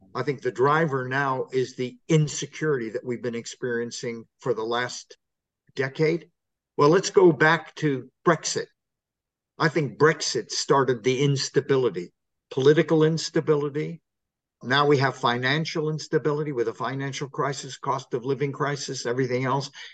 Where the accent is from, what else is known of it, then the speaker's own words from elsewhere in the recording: California, United States; moved away as an adult; now in England, United Kingdom; I come from California